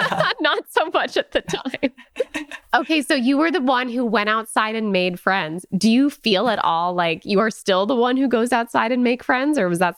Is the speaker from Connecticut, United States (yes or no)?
yes; Connecticut, United States; I'm from Connecticut. And so I have many friends and people in my network with that A pronunciation in their lexicon.